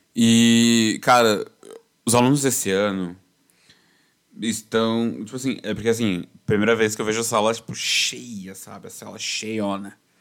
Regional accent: São Paulo, Brazil; eu sou paulistano

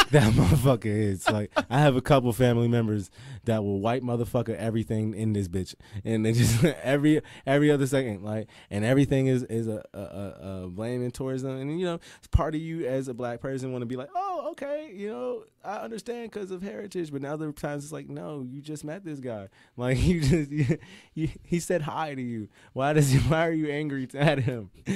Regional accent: Pittsburgh, Pennsylvania, United States; I'm from the Mon Valley region of Pittsburgh

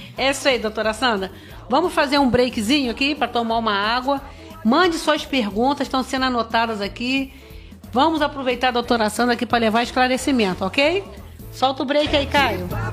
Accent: Barra do Piraí, Rio de Janeiro, Brazil; os barrenses que é a minha cidade natal

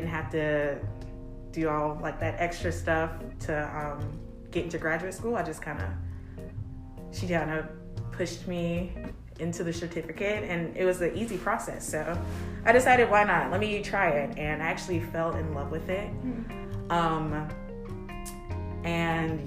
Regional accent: Columbia, South Carolina, United States; moved away as an adult; also born or lived in Charleston, South Carolina; originally I am from Columbia, South Carolina

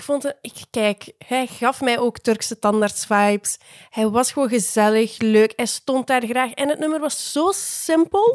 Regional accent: Poland; voor mij als Pool

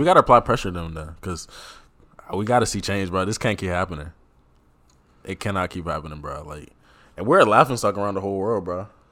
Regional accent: Cameroon; a proud Cameroonian

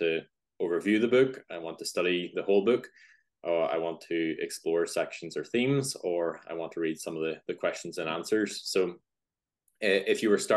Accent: Northern Ireland, United Kingdom; also born or lived in Belfast; As you can probably hear, if you know accents, I'm from Northern Ireland, just live outside Belfast

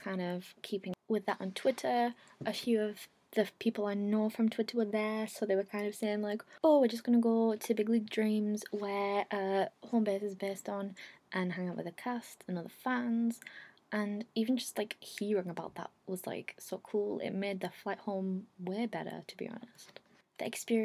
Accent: England, United Kingdom; I'd come over from England

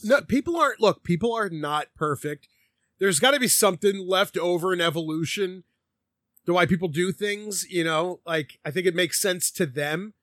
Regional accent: Philadelphia, Pennsylvania, United States; growing up in Philly

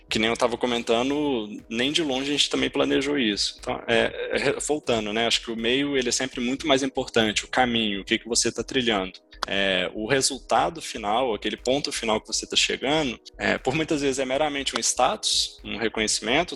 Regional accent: Ouro Preto, Minas Gerais, Brazil; accent: mineiro; eu nasci em Ouro Preto, então sou, sou mineiro, vocês vão perceber até pelo meu sotaque

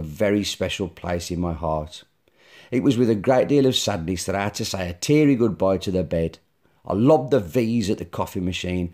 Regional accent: Black Country, West Midlands, United Kingdom; I'm from the Black Country

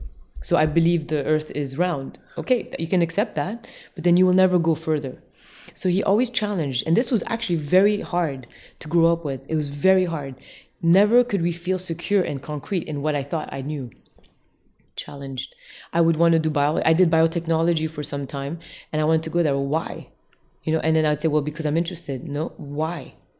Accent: Tokyo, Japan; also born or lived in Jakarta, Indonesia; because I grew up in the East as well, in Tokyo and Jakarta

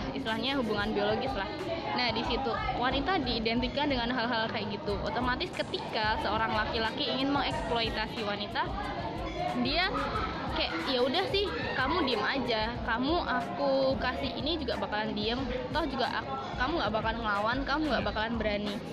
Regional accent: Kulon Progo, Special Region of Yogyakarta, Indonesia; di sini aku orang asli Jogja

